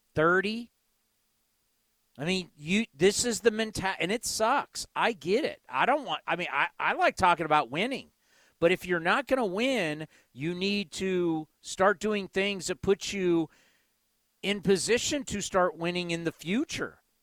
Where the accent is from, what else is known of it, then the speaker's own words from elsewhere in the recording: California, United States; But I grew up in California. I've been in California my whole life.